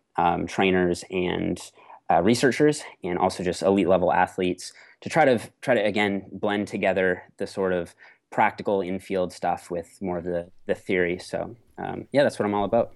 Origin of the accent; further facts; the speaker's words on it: Canada; I'm a Canadian natural pro bodybuilder